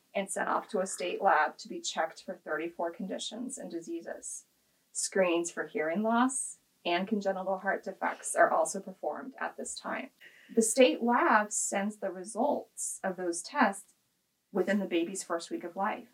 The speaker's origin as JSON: {"language": "English", "region": "Kansas", "country": "United States", "tie": "born or raised there", "said": "I grew up in the Kansas public school system"}